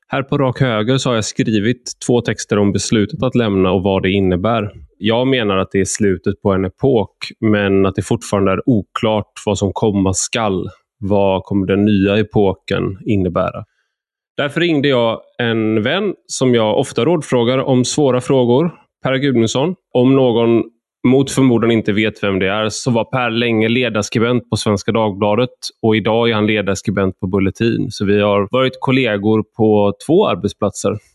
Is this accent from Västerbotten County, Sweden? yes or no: no; Gothenburg, Västra Götaland, Sweden; jag är göteborgare, så ordvitsen var viktigare än själva budskapet, tror jag.